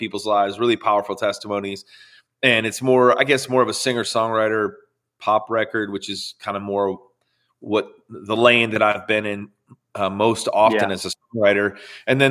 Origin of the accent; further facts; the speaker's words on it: Chicago suburbs, Illinois, United States; pastors of a church for 38 years in the Chicago suburbs. And so I grew up in and around church my whole life